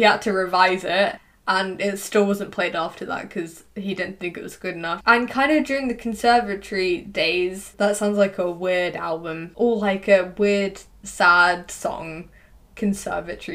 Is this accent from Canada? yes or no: no; England, United Kingdom; accent: English; my English accent